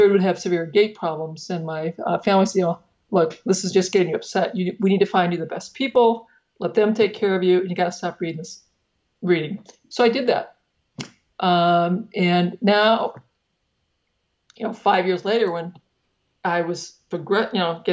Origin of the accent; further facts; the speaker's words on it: Northeast Iowa, United States; I grew up in Northeast Iowa on a family farm.